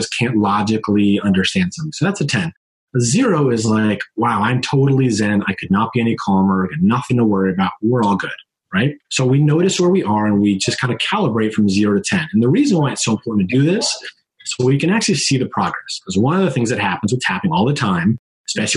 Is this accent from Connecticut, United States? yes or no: yes; Connecticut, United States; I'm from Connecticut. I'm a Northeastern. We talk a little fast